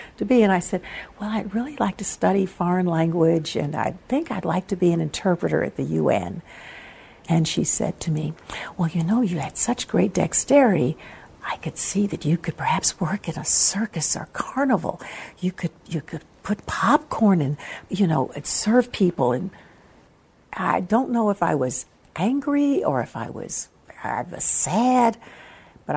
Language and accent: English; Ettrick, Virginia, United States; also born or lived in Richmond, Virginia / Germany; I grew up in Ettrick, Virginia, at Virginia State College